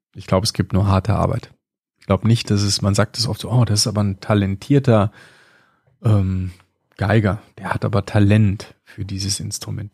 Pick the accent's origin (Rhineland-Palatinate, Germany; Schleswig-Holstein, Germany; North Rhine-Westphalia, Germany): North Rhine-Westphalia, Germany; Kleve; now in Bavaria, Germany; Ja, ich komme aus Kleve. Das ist am Niederrhein, das ist auch Nordrhein-Westfalen, ist so die westliche Ecke, also links auf der Karte, so ganz nah an der niederländischen Grenze. Da bin ich groß geworden